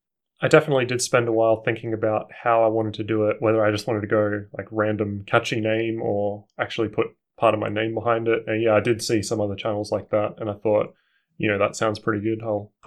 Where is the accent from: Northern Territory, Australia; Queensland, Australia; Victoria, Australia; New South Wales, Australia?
Northern Territory, Australia; Darwin; now in Canberra, Australia; So I'm originally from Darwin, but I've lived here since 2003. I think I moved here just after the bushfires.